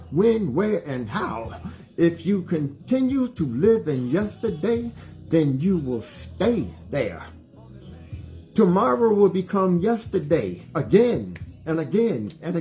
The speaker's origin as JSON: {"language": "English", "country": "United States", "said": "I'm an American person that loves my country"}